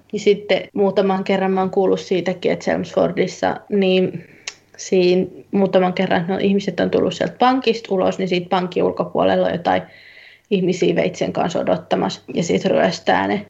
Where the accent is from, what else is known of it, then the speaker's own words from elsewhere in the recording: Turku, Southwest Finland, Finland; now in England; mä nyt oon Turusta kotoisin